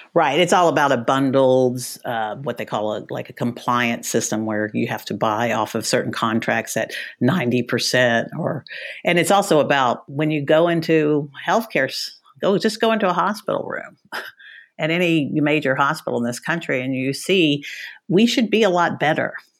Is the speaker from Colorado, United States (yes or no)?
no; Dallas, Texas, United States; also born or lived in Washington; I'm from Texas, I'm from Dallas